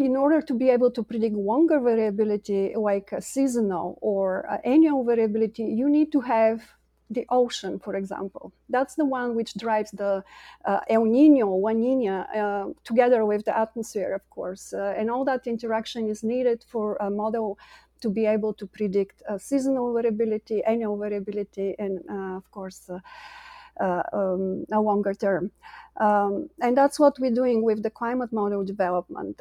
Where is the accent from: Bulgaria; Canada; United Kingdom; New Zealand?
Bulgaria; moved away as an adult; now in United States; I'm an immigrant from Bulgaria, came to the U S in two thousand